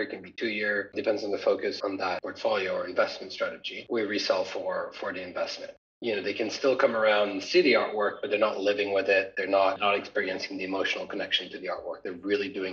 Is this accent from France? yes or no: yes; Paris, Île-de-France, France; moved away as an adult; also born or lived in United States; now in London, United Kingdom; I was born and raised in Paris